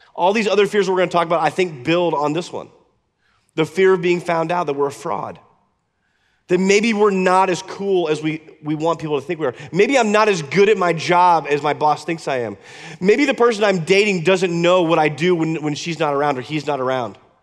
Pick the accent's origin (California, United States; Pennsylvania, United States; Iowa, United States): Iowa, United States; moved away; When I was a kid, I grew up in Iowa